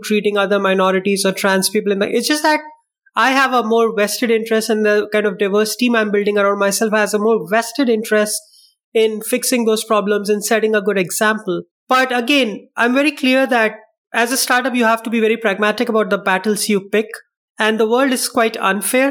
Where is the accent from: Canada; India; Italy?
India; also born or lived in Medellin, Colombia; now in Spain; I'm from India